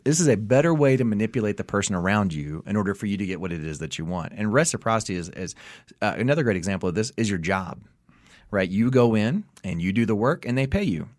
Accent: the South, United States; I'm from the South

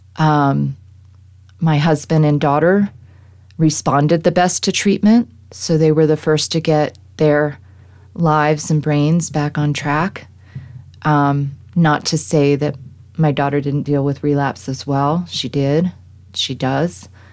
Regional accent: East Coast, United States; now in Colorado, United States; growing up on the East Coast

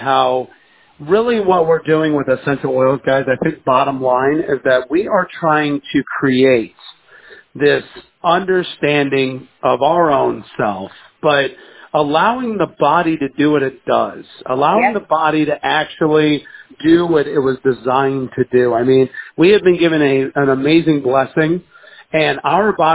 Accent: the South, United States; we're from the South

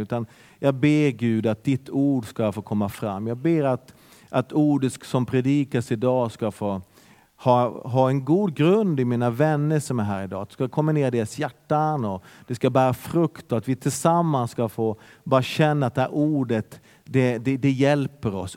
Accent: Bergen, Vestland, Norway; now in Sweden; det är en härlig pingstkyrka där jag är uppväxt

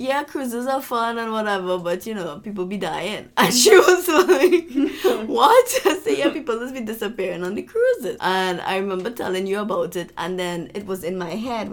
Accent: Trinidad & Tobago; I'm from Trinidad

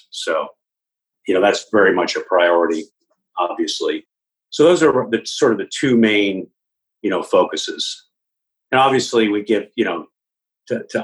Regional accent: Virginia, United States; we I grew up in northern I grew up in Virginia.

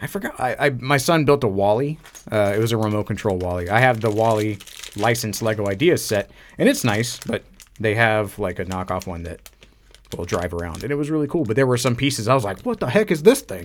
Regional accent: United States; as an American

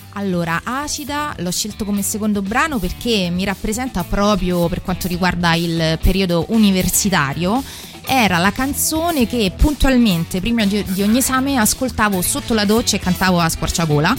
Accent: Palestrina, Lazio, Italy; il mio paese di origine che è Palestrina che si trova sempre in provincia di Roma

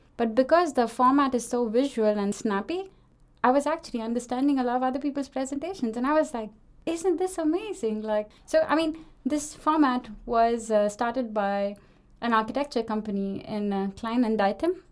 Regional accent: India; moved away as an adult; now in Denmark; I am from India, as you can probably hear it

